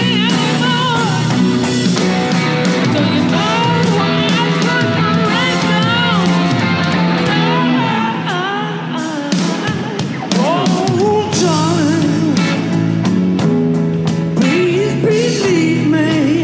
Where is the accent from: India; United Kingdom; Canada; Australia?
United Kingdom; as a Brit